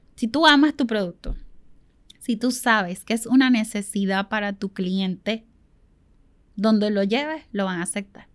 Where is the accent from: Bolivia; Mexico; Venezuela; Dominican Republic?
Venezuela; now in Puerto Rico; nosotros somos venezolanos